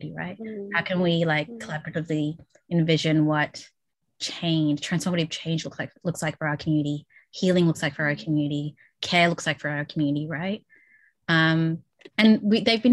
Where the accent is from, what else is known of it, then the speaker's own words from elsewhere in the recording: Melbourne, Victoria, Australia; I grew up in Flemington, North Melbourne